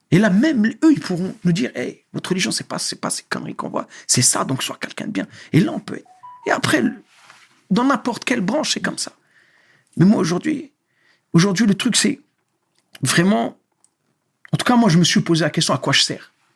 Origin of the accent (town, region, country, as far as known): France; born or raised there; moved away as an adult; also born or lived in Algeria; now in Morocco